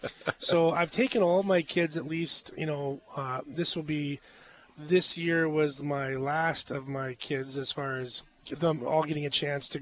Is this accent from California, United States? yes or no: yes; California, United States; moved away; when I grew up in California